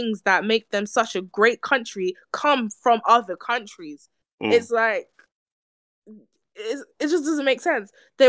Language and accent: English; England, United Kingdom; if I was to speak to American right now and they peg on to the fact that I'm from England, I'm from Britain, they're gonna ask me, do I drink tea?